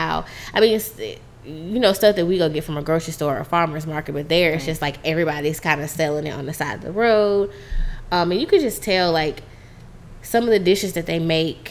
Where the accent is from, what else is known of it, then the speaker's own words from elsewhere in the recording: United States; as an American